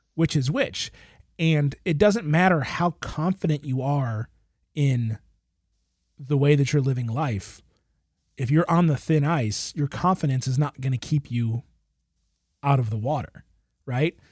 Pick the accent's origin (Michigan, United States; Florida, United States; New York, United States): Michigan, United States; I grew up in Michigan